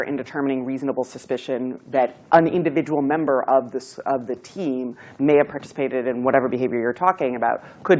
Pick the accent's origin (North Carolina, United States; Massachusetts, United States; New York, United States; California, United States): Massachusetts, United States; Needham; I'm from Needham